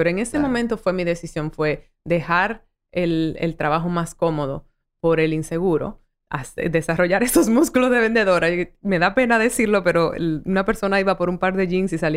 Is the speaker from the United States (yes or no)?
yes; United States; born there; por circunstancias de la vida nací en Gringolandia